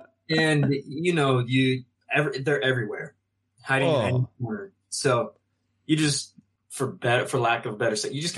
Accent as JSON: {"language": "English", "town": "Sandy", "region": "Utah", "country": "United States", "said": "I hail from Sandy, Utah, so not far from here"}